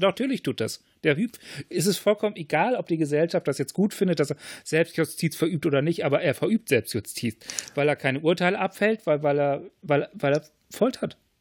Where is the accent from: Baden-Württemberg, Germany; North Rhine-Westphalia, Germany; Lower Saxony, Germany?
Lower Saxony, Germany; ich bin ja in Niedersachsen aufgewachsen